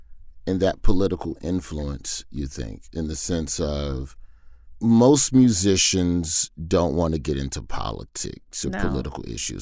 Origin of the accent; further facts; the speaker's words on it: United States; as an American